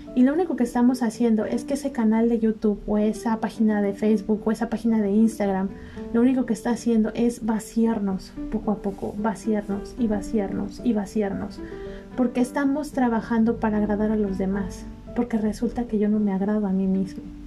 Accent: Mexico; Yo soy mexicana, me gusta mucho mi país

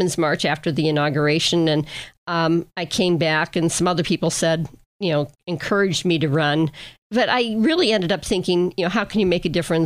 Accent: Erie, Pennsylvania, United States; moved away as an adult; also born or lived in Glens Falls, New York / Milwaukee / Battle Creek, Michigan / Fort Wayne, Indiana; I grew up on Lincoln Avenue. I live on Lincoln Avenue

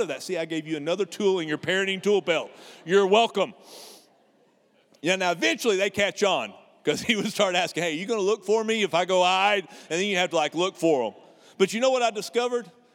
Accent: United States; Because we're Americans

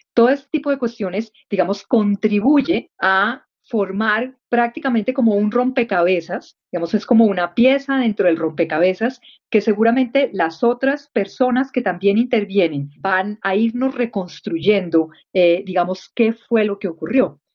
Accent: Colombia; hicimos como colombianos

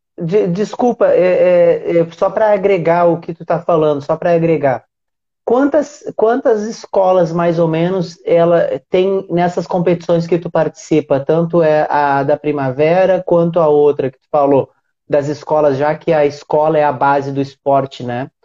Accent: Uruguaiana, Rio Grande do Sul, Brazil; now in Rio de Janeiro, Brazil; Eu sou do interior do Rio Grande do Sul. Uruguaiana, que é uma cidade grudadinha na Argentina

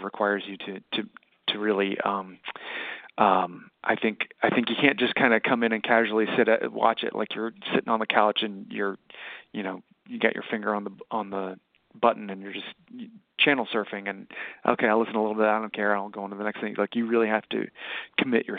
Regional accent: High Point, North Carolina, United States; now in Brooklyn, United States; my hometown, High Point, North Carolina

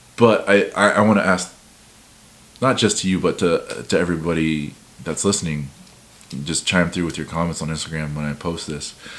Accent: Midwest, United States; Growing up in the Midwest with no other Polynesians around

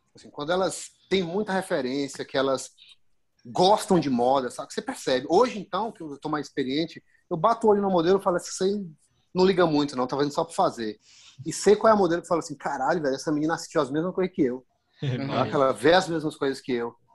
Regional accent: Bahia, Brazil; eu, enquanto baiano, enquanto morador local

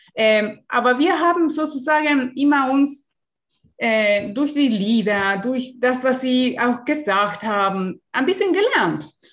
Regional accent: Uruguay; German is a second language; now in Germany; ich bin in Uruguay geboren

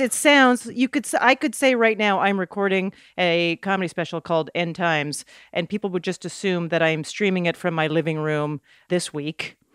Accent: Canada; moved away as an adult; also born or lived in New York; I was a comic from Canada

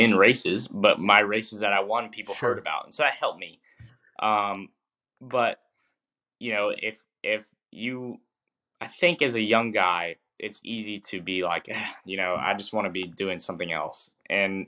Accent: North Carolina, United States; I grew up in North Carolina

